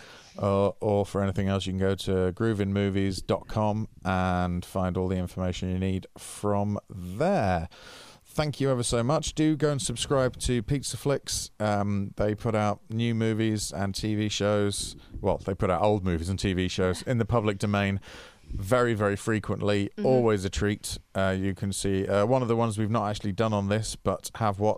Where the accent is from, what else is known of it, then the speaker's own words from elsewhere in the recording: United Kingdom; In the UK, we grew up